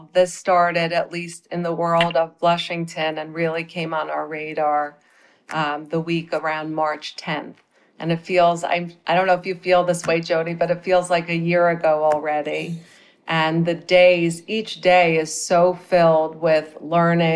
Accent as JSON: {"language": "English", "region": "Midwest", "country": "United States", "tie": "born or raised there", "also_born_or_lived": "New York City", "moved": "as an adult", "said": "I grew up in the Midwest."}